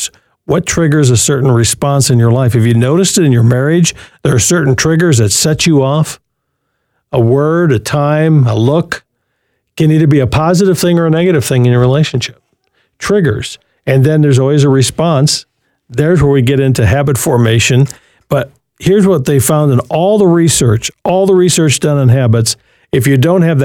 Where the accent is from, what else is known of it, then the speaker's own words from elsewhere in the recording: Berkley, Michigan, United States; moved away; Detroit Metro, my hometown where I grew up as a little boy, and out there in Berkeley, 12 Mile and Woodward.